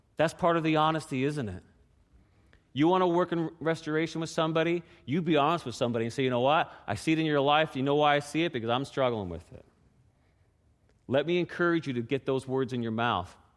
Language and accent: English; Newfoundland and Labrador, Canada; moved away as an adult; I grew up in Newfoundland, and there's not a whole lot of pecan trees